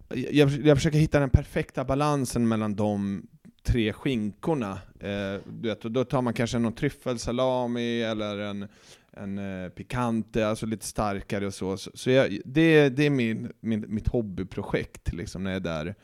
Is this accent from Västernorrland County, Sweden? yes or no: no; Stockholm, Stockholm County, Sweden; Jag är ju uppväxt och född i Stockholm, men jag har ju bott eh, ja, men en väldigt stor del av mitt liv ute i orten